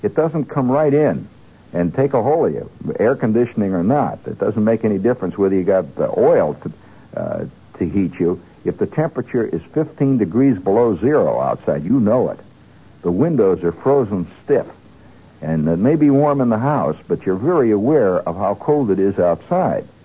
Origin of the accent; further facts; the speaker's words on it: Indiana, United States; when I was a kid, and I grew up in Indiana